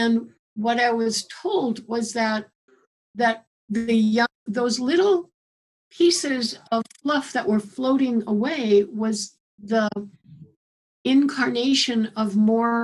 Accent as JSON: {"language": "English", "town": "Chicago", "region": "Illinois", "country": "United States", "tie": "born or raised there", "also_born_or_lived": "Morocco / New Mexico", "moved": "yes", "lives_now": "Tucson, United States", "said": "I grew up in Chicago. I lived in Morocco for a couple of years. I lived in New Mexico. I lived in Tucson now here"}